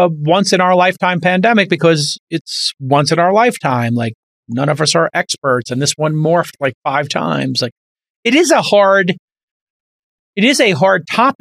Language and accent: English; New York, United States; when I was growing up in New York